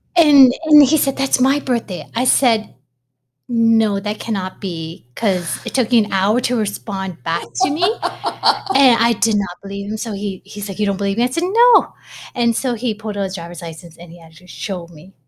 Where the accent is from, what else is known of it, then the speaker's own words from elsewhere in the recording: Toronto, Ontario, Canada; I was born in Toronto, Ontario, up in Canada